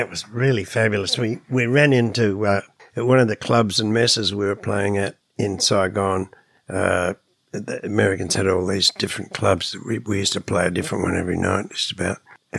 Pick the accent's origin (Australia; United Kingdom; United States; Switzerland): Australia; we come from Australia